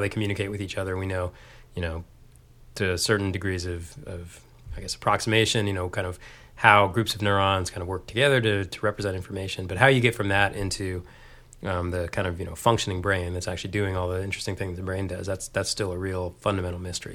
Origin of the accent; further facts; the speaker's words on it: Texas, United States; moved away as an adult; also born or lived in Dayton, Ohio / Austin, Texas; now in Boston, United States; growing up in Texas